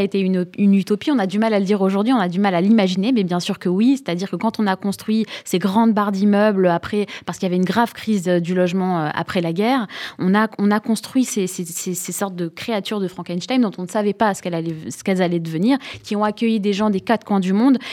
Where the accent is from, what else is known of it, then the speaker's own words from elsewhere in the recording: Sarcelles, Île-de-France, France; moved away; sarcelloise de naissance